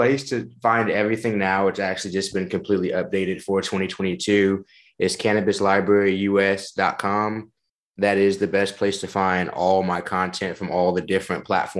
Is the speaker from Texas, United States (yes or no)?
yes; Houston, Texas, United States; moved away as an adult; now in Illinois, United States; I am from Houston, Texas, originally. I actually just relocated out to Illinois about 3, 4 months ago.